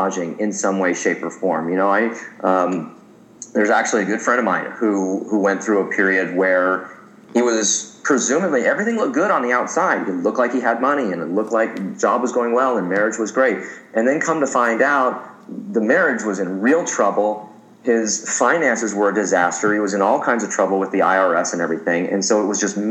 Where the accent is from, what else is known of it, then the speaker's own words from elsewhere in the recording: Santa Monica, California, United States; my hometown of Santa Monica